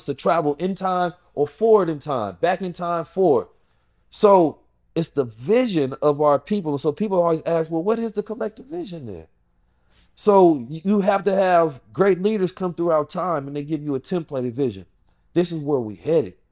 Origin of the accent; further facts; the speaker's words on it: St. Louis, Missouri, United States; moved away; also born or lived in Oakland; Growing up in South St. Louis